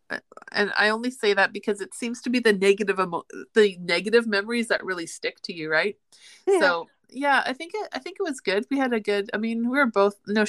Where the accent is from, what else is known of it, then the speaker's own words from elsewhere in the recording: Winnipeg, Manitoba, Canada; also born or lived in Red Deer; I grew up in Winnipeg, so I've always been a city girl